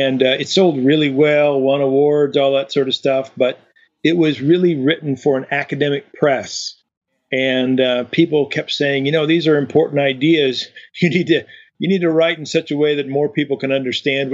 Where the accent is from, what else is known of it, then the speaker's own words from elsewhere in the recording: eastern Washington, United States; My upbringing was in a little town in eastern Washington